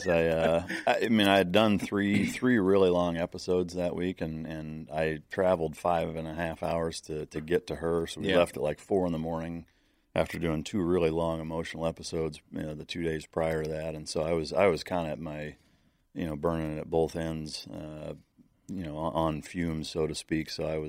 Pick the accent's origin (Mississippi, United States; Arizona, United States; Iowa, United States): Iowa, United States; I grew up in Northern Iowa with bird dogs.